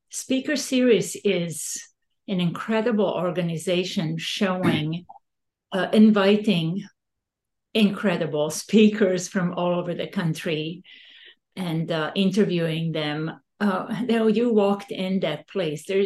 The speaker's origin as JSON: {"language": "English", "country": "Serbia", "lives_now": "Sonoma, United States", "said": "Sonoma is the best kept secret still. When you right. travel all over the world and you say, I'm from Sonoma, oh, I've never heard about Sonoma. And I said, Napa, Sonoma. Oh, I know about Napa. Even people from my country"}